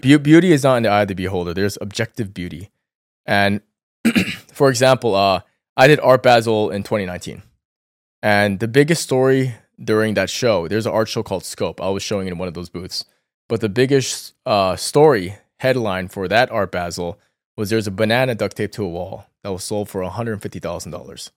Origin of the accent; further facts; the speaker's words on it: Northern Virginia, United States; also born or lived in New York City, United States; I grew up in Northern Virginia, and I was very close to D C